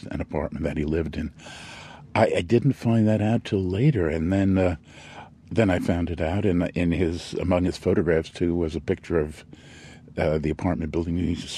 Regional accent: New York City, New York, United States; born or raised there

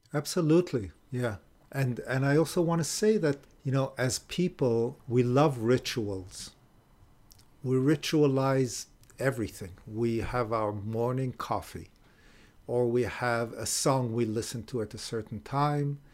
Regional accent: Israel; moved away as an adult; also born or lived in Japan / Illinois; now in California, United States; I was born in Israel, grew up in Israel

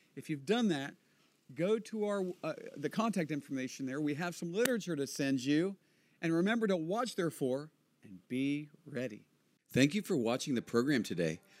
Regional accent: United States; now in Israel; I was born and raised in America

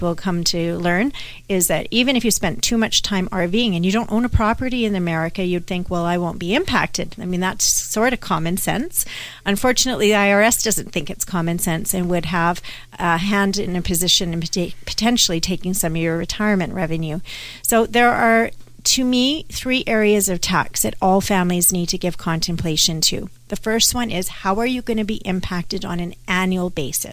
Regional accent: Canada; I am Canadian

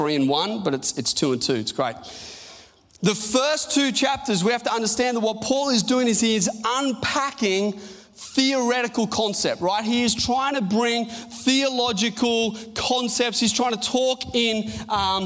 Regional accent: Australia; also born or lived in Newcastle; we're Australian

